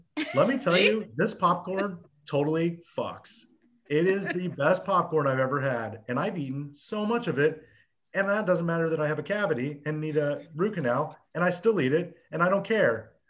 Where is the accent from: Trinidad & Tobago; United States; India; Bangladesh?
United States; New England; let's throw some rose hips in it because I'm from New England. And we used to make rose hip jams.